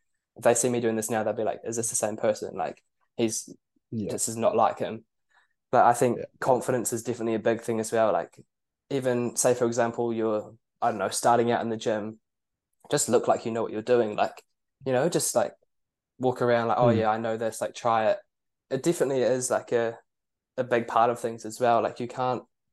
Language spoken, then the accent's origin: English; Queenstown, Otago, New Zealand; moved away as an adult; now in Dunedin, New Zealand; I'm from Queenstown originally